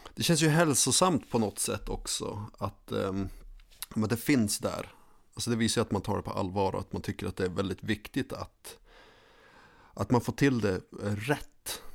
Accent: Skellefteå, Västerbotten County, Sweden; moved away as an adult; Levt i Skellefteå hela mitt liv och sen kom jag hit

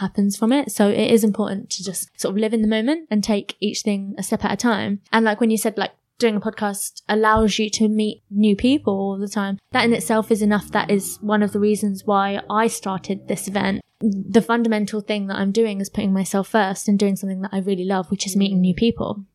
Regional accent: Luton, East of England, United Kingdom; I'm born and bred in Luton.

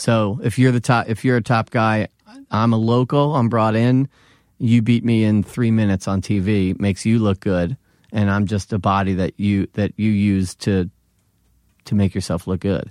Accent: Philadelphia, Pennsylvania, United States; accent: Philly; moved away as an adult; now in New York, United States; I'm from Philadelphia.

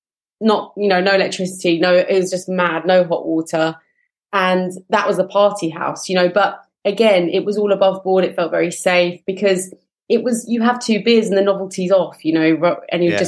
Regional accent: London, United Kingdom; I grew up in South London in Brixton, in a small flat with brother and sister

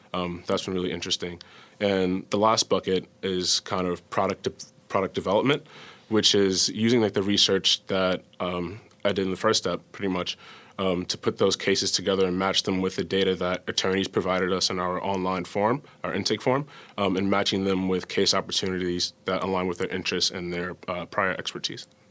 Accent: New York City, New York, United States; moved away; I'm from New York City

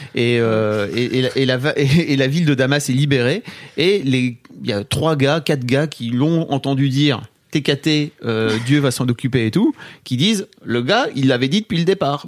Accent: the North, northern France, France; je viens d'une éducation, euh, du Nord

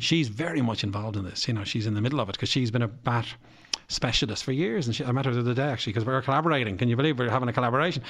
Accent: Bray, Leinster, Ireland; I come from Bray

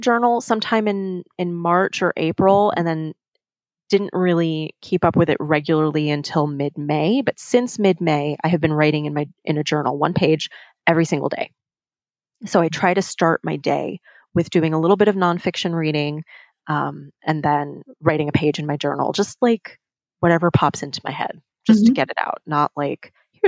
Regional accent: New York, United States; growing up in New York, I say you guys

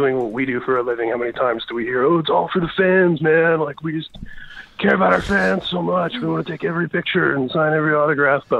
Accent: Indianapolis, Indiana, United States; now in Inland Empire, United States; I grew up in Indianapolis, the South Side

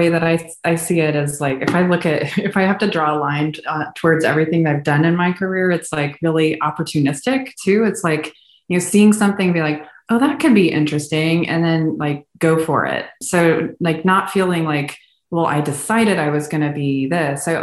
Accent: Houston, Texas, United States; once he landed a job in Houston, big oil city, we didn't have to move anymore. And so I grew up in Houston

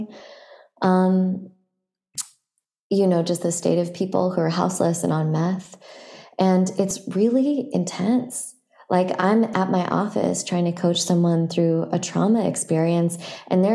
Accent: San Francisco, California, United States; I grew up in San Francisco

